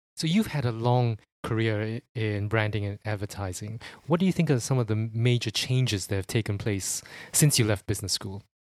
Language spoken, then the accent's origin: English; Singapore; moved away as an adult; now in United Kingdom; I'm from Sing-, Singapore